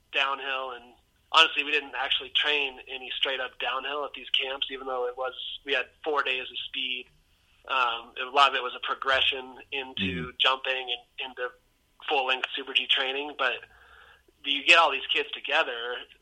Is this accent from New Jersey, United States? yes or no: no; Olympic Valley, California, United States; growing up in Squaw